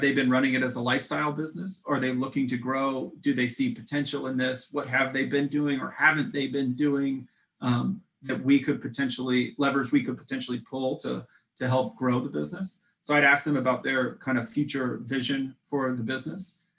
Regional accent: Midwest, United States; We're, we're both from the Midwest

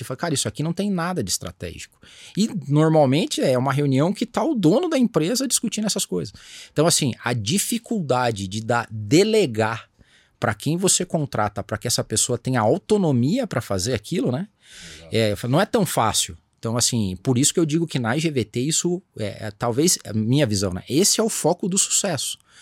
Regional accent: Brazil; born or raised there

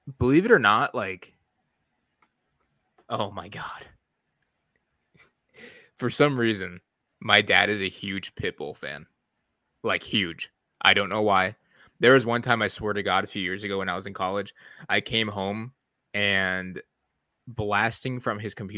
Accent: Detroit area, Michigan, United States; We're all from like the Detroit area

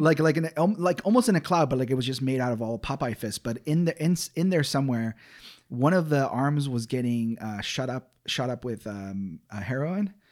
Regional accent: Ecuador; moved away; … was the nickname given to me as a kid, uh, growing up in Ecuador, South America

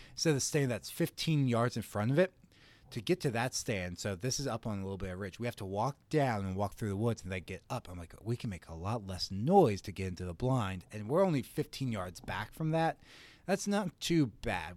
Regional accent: Gettysburg, Pennsylvania, United States; I grew up in Gettysburg, Pennsylvania, pretty rural

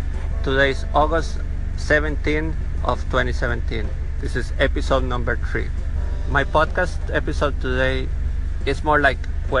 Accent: Nosara, Guanacaste, Costa Rica; I'm from Nosara, Costa Rica, Central America. I live in a surf and yoga town.

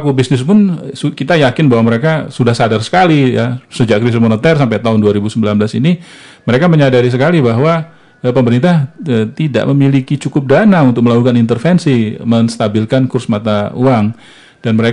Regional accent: South Sumatra, Indonesia; seperti yang saya ceritakan di yang di kampung saya di Sumatera Selatan Bukit Barisan bertahan

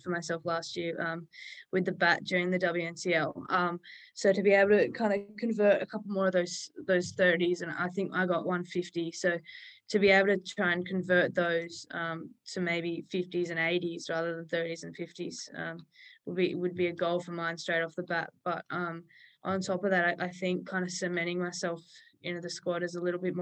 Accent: Coffs Harbour, New South Wales, Australia; I grew up near Coffs Harbour on the north coast of New South Wales

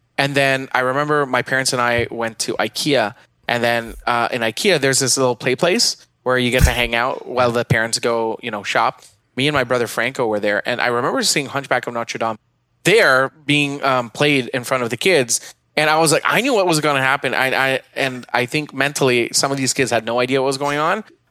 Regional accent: Philippines; I grew up in the Philippines

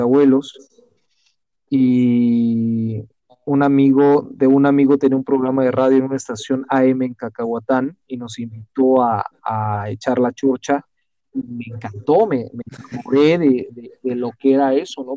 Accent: Mexico; soy mexicano, eh, bueno, nací en México, pero soy ciudadano del mundo

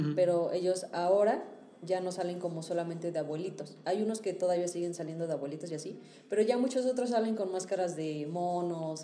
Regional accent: Hidalgo, Mexico; moved away; en Hidalgo, que digo que es mi pueblo

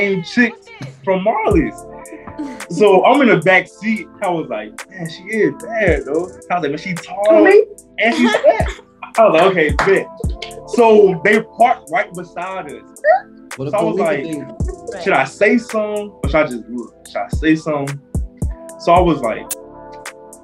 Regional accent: Atlanta, Georgia, United States; moved away as an adult; also born or lived in Louisiana; I'm from Atlanta.

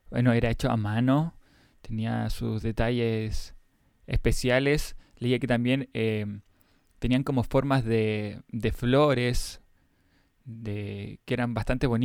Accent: Mexico; soy de México y me preguntaba, ¿de qué está construido el candelabro? Un saludo grande desde Cancún, Quintana Roo.

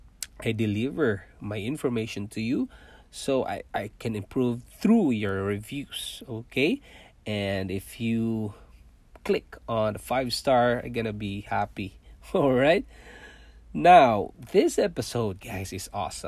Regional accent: Philippines; first language Cebuano; English is a second language; moved away as an adult; also born or lived in Manila, Philippines / Singapore; now in Toronto, Canada; I was born in Philippines. I'm a Filipino

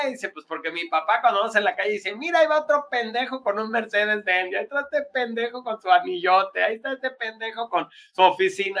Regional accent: Mexico; los mexicanos

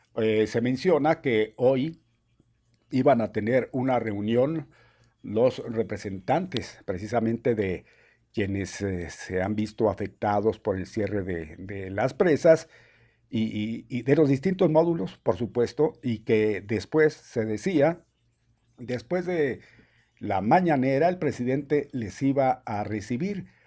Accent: a small town in Chihuahua, Mexico; moved away; Es un pueblo chiquillo, pueblo chico.

